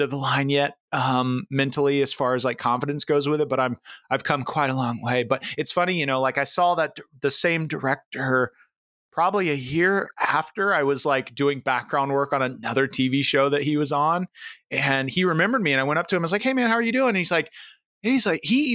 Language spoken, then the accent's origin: English; Central Florida, United States; moved away; I grew up in Central Florida, so I grew up in the South